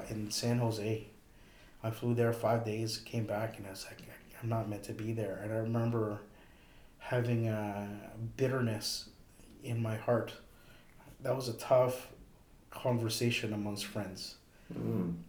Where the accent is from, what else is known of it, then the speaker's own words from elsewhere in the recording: Toronto, Ontario, Canada; moved away as an adult; also born or lived in Edmonton; the school moved to Toronto, oddly enough, I left, even though that was technically coming to my hometown